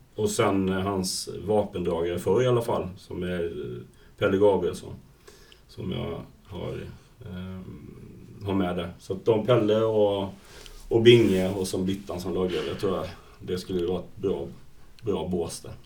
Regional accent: Falkenberg, Halland County, Sweden; moved away; jag är ju från Falkenberg från början

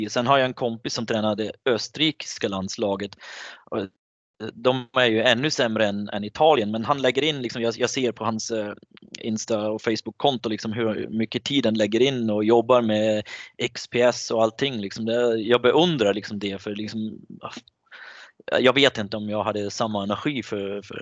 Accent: Switzerland; Nej, jag, jag är ju schweizare, jag bor i Schweiz och jag älskar landet men när det kommer till landslag så är mitt hjärta såklart med Tjeckien nu.

